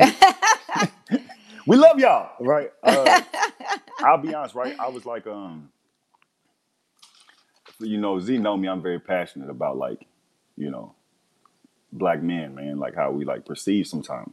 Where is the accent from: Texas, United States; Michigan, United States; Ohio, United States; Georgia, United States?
Texas, United States; I'm from Texas, raised in Texas